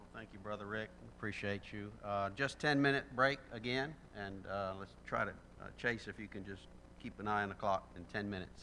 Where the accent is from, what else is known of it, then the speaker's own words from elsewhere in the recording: Alabama, United States; I'm from Alabama